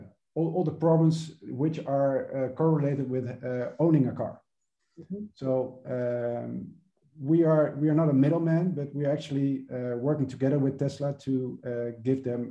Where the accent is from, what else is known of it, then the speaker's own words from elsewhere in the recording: Venezuela; moved away; also born or lived in United States / Amsterdam; I was born and raised in Venezuela